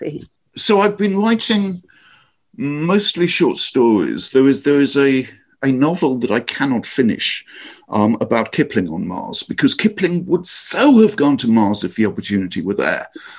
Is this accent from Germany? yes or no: no; England, United Kingdom; now in Silicon Valley, United States; because my mother was a daughter of empire, and because I moved to Silicon Valley from England, and because here in Silicon Valley, like NASA is a couple of miles down the road